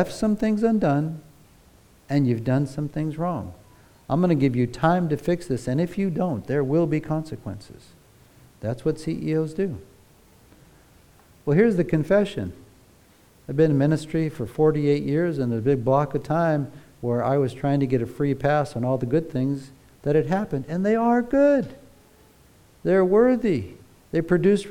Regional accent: United States; moved away; Growing up in America, if you were in the church, all the little kids were taught to sing

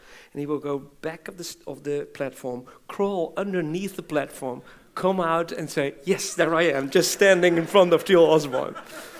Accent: Belgium; born there; And I was born in Belgium as a mission kid.

